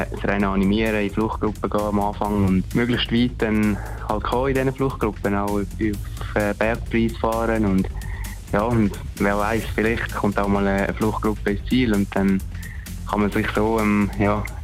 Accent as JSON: {"language": "German", "country": "Switzerland", "said": "Als Schweizer ist sicher ein super Event"}